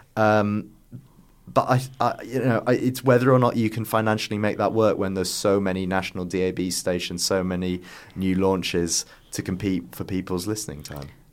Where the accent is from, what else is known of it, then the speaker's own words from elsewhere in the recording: Yorkshire and the Humber, United Kingdom; moved away; I was originally from North Yorkshire